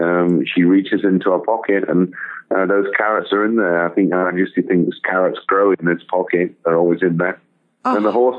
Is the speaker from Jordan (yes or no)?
no; Nottinghamshire, East Midlands, United Kingdom; moved away as an adult; also born or lived in London; now in Dallas, United States; I grew up in Nottinghamshire in the UK, middle of the country. Home to Robin Hood, famous outlaw